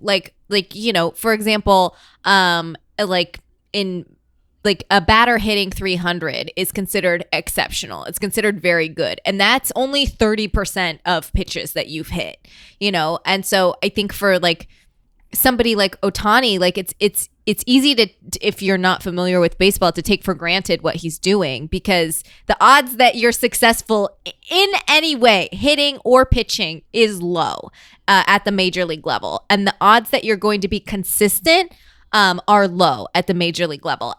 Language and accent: English; Iowa, United States; accent: Iowa; I do say milk. Um, that's the Iowa thing